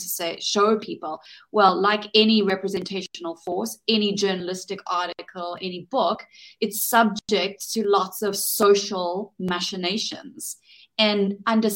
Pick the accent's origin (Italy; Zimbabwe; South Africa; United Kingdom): South Africa; from my home country in South Africa